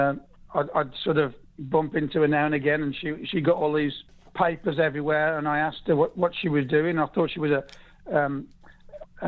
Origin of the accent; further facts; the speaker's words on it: West Bromwich, West Midlands, United Kingdom; moved away as an adult; now in Florida, United States; I was born in West Bromwich, and all my family supported West Brom